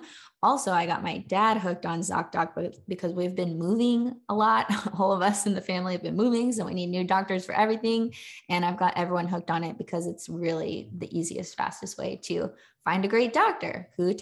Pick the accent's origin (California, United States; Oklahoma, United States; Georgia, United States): California, United States; now in Charlotte, United States; I live in Charlotte, North Carolina. But I'm from California originally.